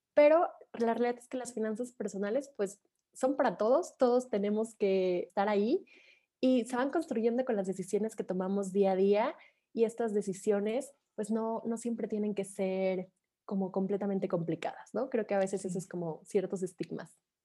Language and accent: Spanish; Mexico; soy de México